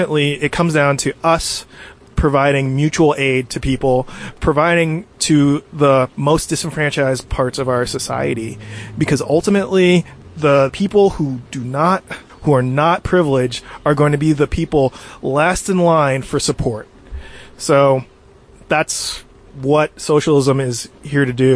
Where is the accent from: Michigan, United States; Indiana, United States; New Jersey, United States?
New Jersey, United States; also born or lived in New York City; now in Pacific Northwest, United States; I'm from New Jersey originally, lived in New York City